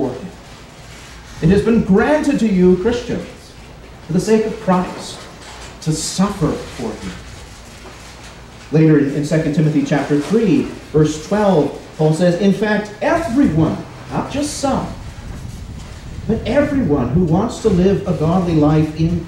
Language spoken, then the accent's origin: English; United States; As Americans